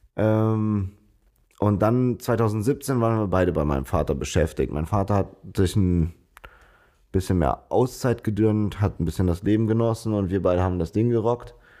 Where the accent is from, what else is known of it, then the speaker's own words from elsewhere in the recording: Bonn, North Rhine-Westphalia, Germany; Wir sind beide Bonner, hier geboren, äh, aufgewachsen, zur Schule gegangen